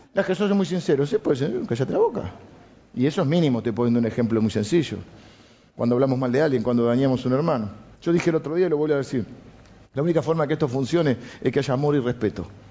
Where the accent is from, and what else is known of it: Argentina; also born or lived in Morón, Buenos Aires